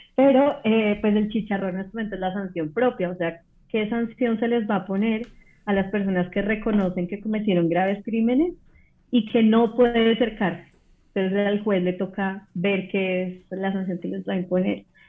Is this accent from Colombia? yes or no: yes; Colombia; soy colombiana